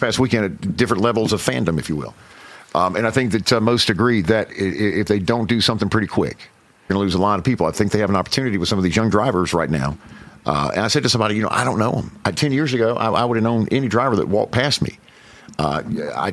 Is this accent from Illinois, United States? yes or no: no; Hickory, North Carolina, United States; I grew up right outside of Charlotte, Hickory, North Carolina